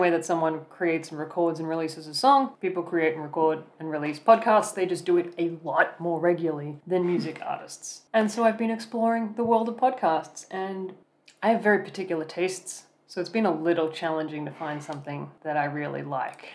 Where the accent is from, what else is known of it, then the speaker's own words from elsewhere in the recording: Australia; moved away as an adult; now in Germany; I grew up in Australia